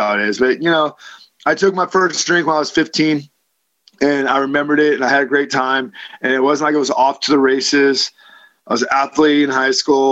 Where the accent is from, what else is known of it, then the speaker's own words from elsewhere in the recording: Livermore, California, United States; I grew up in Livermore, California, to two parents who were practicing alcoholics